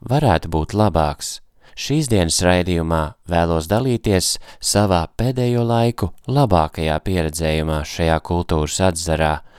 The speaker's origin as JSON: {"language": "Latvian", "country": "Latvia", "said": "esmu no Latvijas"}